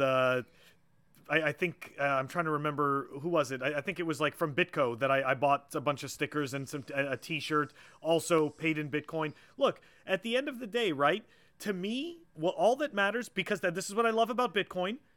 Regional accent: Montreal, Quebec, Canada; now in Massachusetts, United States; I grew up in Montreal

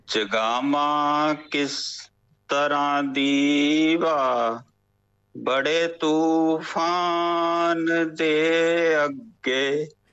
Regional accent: Ludhiana, Punjab, India; ਮੈਂ ਪੰਜਾਬ ਦੇ ਇੰਡੀਆ ਦੇ ਪੰਜਾਬ ਵਿੱਚ ਲੁਧਿਆਣੇ ਸ਼ਹਿਰ ਦਾ ਵਸਨੀਕ ਹਾਂ ਜੀ

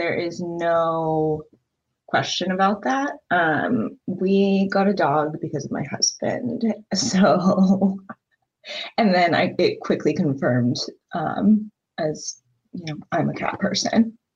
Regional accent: Seattle, Washington, United States; now in Australia; I was born in Seattle

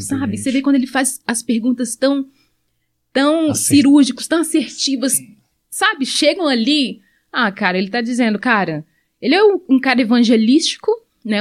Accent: Angola; now in Brazil; eu sou angolana

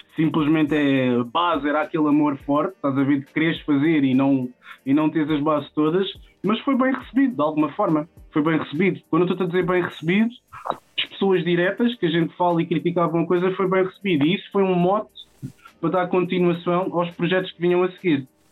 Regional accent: Odivelas, Lisbon, Portugal; Eu cresci aqui numa zona que define muito a minha pessoa, que é crescer em Odivelas

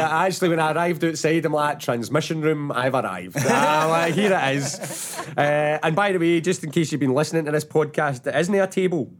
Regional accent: Paisley, Scotland, United Kingdom; I come from Paisley as well

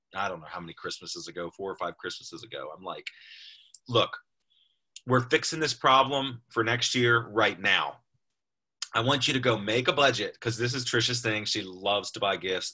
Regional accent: United States; We're American.

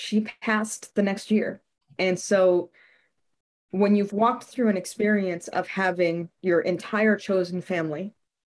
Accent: Chicago, Illinois, United States; also born or lived in Austin; we moved from Austin back to Chicago

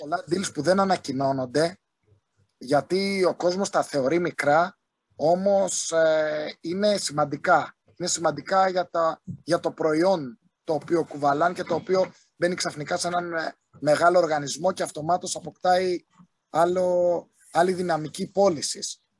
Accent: southern Crete, Greece; Είμαι από την Νότια Κρήτη

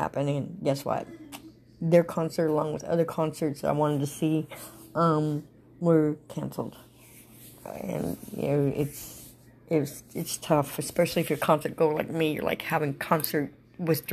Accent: Panama City, Florida, United States; Panama City

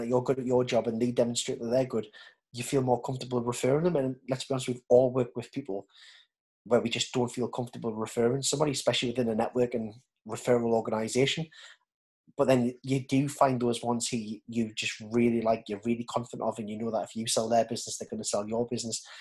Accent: Newcastle upon Tyne, North East England, United Kingdom; accent: Geordie; as a Geordie

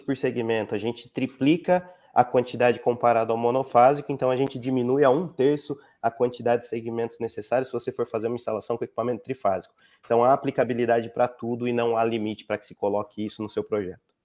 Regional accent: Campinas, São Paulo, Brazil; eu sou de Campinas

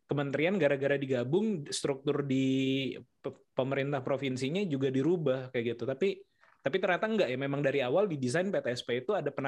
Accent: West Sumatra, Indonesia; moved away; Saya tuh lahir di desa, jadi di sana uh, dari Sumatera Barat.

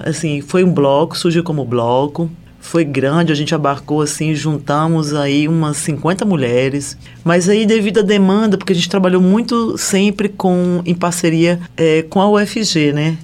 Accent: Recife, Pernambuco, Brazil; moved away; Eu sou nordestina

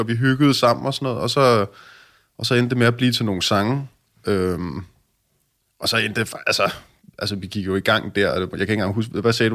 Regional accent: Hillerød, Capital Region of Denmark, Denmark; jeg er fra Hillerødder

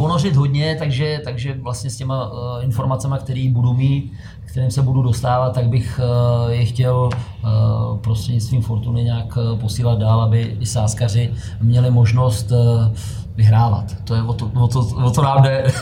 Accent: Czechia; jsme my Češi

